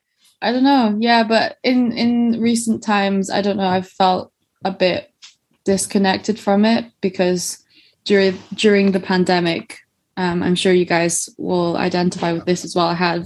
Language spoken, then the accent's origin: English; Edinburgh, Scotland, United Kingdom; also born or lived in Wuhan, China / London; I'm living in Edinburgh, where I have grown up, but I was born in Wuhan.